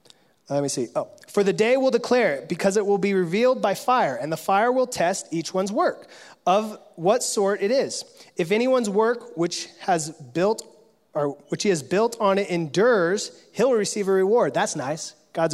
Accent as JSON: {"language": "English", "region": "California", "country": "United States", "said": "I come from California, the gold rush state"}